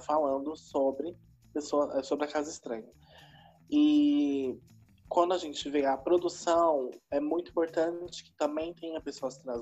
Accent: São Paulo, Brazil; moved away as an adult; now in Araraquara, Brazil; Eu sou de São Paulo, sou de Itaquera, né, Zona Oeste mas desde 2016 eu moro em Araraquara

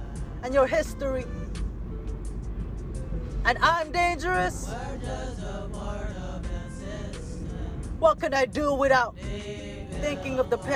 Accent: Panglao, Central Visayas, Philippines; now in United States; I was born in Panglao Buhol, where the Eskaya tribe is

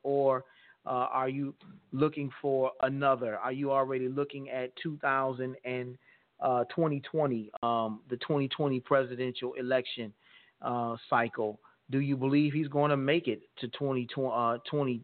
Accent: United States; as an American people

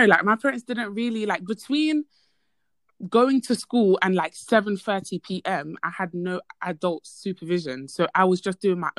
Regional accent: Côte d’Ivoire; I come from an African household. I'm from Ivory Coast.

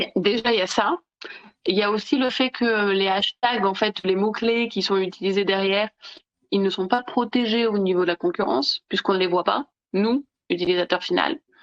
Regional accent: Nice, Provence-Alpes-Côte d'Azur, France; moved away; also born or lived in Italy / Belgium / Germany / Spain; moi je suis originaire de Nice

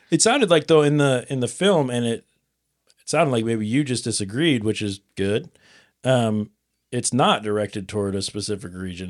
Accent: Nebraska, United States; I'm from Nebraska

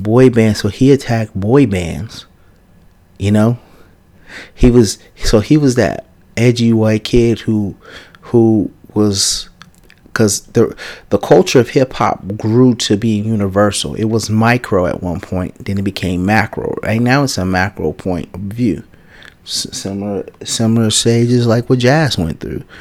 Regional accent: San Francisco, California, United States; I'm from Fillmore, man. I come from Fillmore

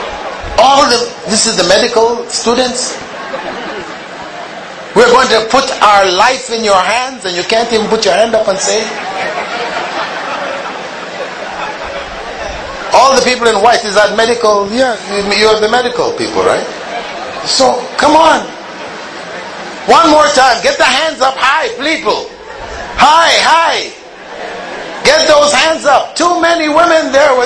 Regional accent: Kingston, Jamaica; I was born in Kingston, Jamaica, the capital of Jamaica.

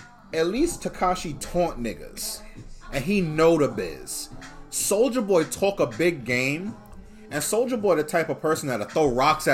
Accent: New York City, New York, United States; I'm from Bushwick. I'm from that part of Brooklyn. I'm from the Bed-Stuy Bushwick area.

